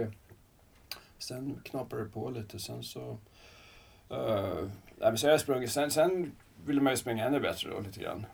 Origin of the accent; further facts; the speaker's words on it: Salem, Stockholm County, Sweden; also born or lived in Kungsholmen, Stockholm / Södertälje; född på Kungsholmen, eh, bodde ett par år i stan, sen så Salem, Rönning där ute. Gick gymnasiet